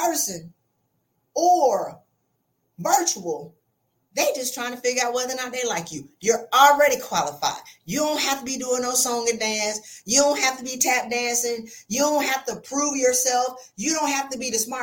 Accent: South Carolina, United States; I'm from South Carolina

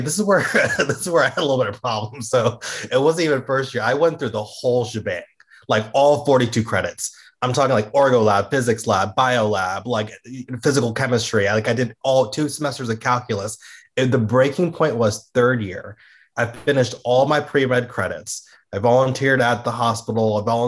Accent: Fairfax, Virginia, United States; also born or lived in Georgia / Florida; Up in Northern Virginia in Fairfax, very much like quintessential Northern Virginia life, like amazing suburbs, great like town centers to hang out with after high school. We had the Starbucks and a Target. It was a pretty good, cushy suburban life.

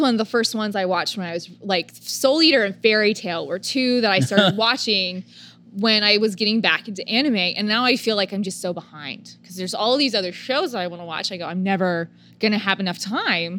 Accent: Oklahoma, United States; we're from a small town or we're from Oklahoma

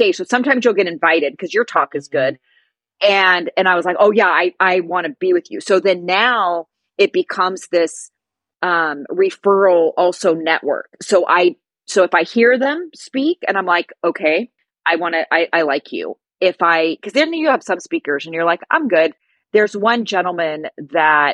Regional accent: California, United States; I'm from the US, I'm from California

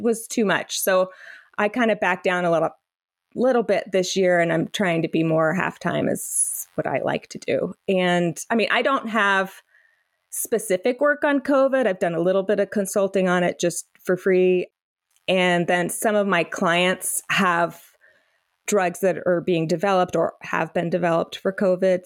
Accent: North Carolina, United States; I grew up mostly in North Carolina

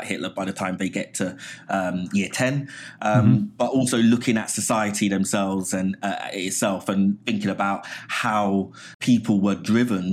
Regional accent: London, United Kingdom; moved away as an adult; also born or lived in Hammersmith; now in New York, United States; I was born in Hammersmith, but I grew up in Southeast London, an area called Abbey Wood

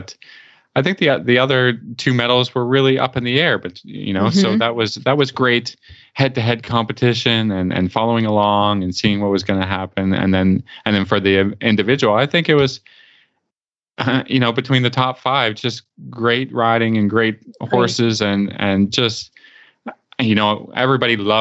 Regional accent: Canada; I'm Canadian

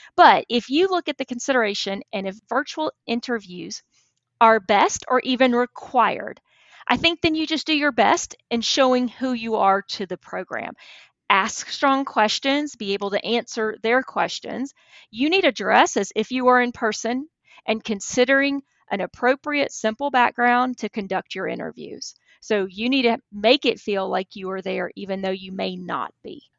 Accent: Texas, United States; moved away as an adult; now in Alabama, United States; I grew up in Texas

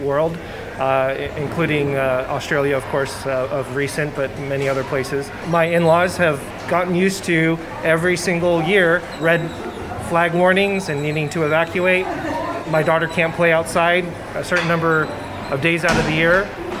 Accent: California, United States; I'm from California.

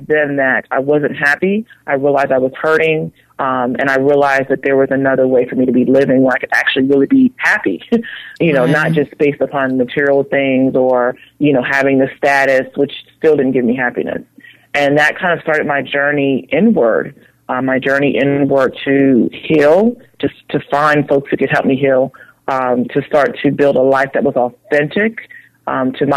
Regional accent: Philadelphia, Pennsylvania, United States; I'm originally from Philadelphia. I grew up in the inner city, in the ghetto

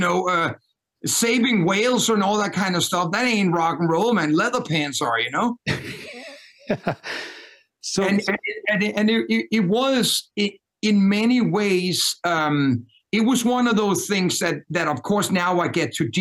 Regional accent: Denmark; accent: Danish; English is a second language; moved away as an adult; also born or lived in New York; born and raised in Denmark.

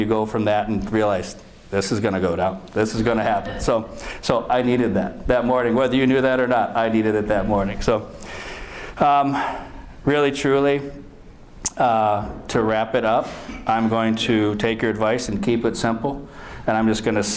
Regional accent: Chelsea, Michigan, United States; I'm from Chelsea, Michigan

